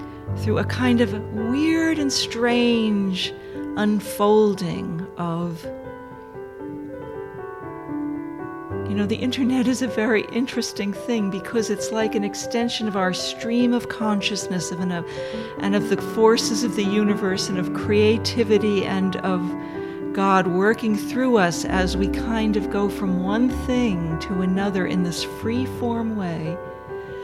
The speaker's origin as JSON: {"language": "English", "town": "Dobbs Ferry", "region": "New York", "country": "United States", "tie": "born or raised there", "said": "I was in Dobbs Ferry growing up on Bel Air Drive"}